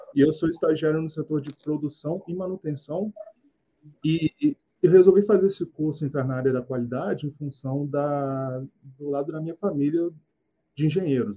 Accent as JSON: {"language": "Portuguese", "town": "Vila Velha", "region": "Espírito Santo", "country": "Brazil", "said": "eu tenho 27 anos, eu sou de Vila Velha, do Espírito Santo."}